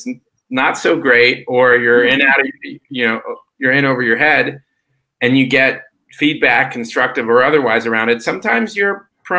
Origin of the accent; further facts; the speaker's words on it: San Francisco, California, United States; I grew up in San Francisco in the 80s